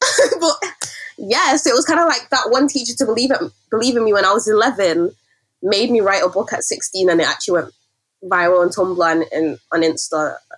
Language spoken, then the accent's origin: English; Nigeria; And I feel like as a Nigerian, storytelling is also really important to our culture and the way we navigate the world.